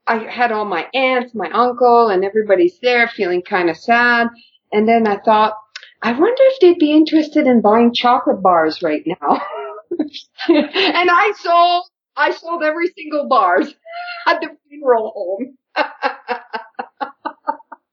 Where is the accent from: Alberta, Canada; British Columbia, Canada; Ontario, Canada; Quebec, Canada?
Quebec, Canada; I grew up in Quebec